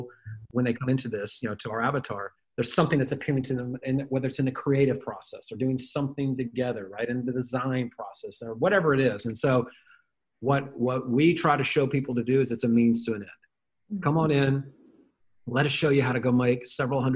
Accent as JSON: {"language": "English", "town": "Memphis", "region": "Tennessee", "country": "United States", "said": "I am a redneck from Memphis, Tennessee"}